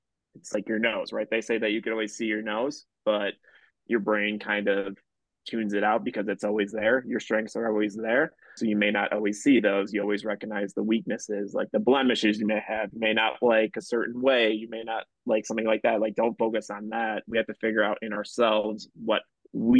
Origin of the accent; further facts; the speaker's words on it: Palatine, Illinois, United States; growing up in Palatine, living within like a block away from high school